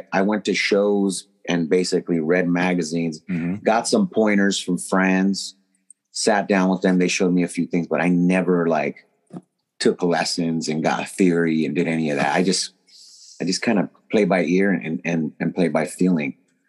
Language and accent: English; San Diego, California, United States; Born and raised San Diego, Cali.